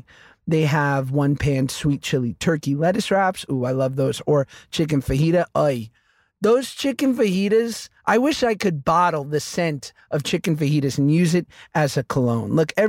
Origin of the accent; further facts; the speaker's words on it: New York, United States; We're two Jews from New York.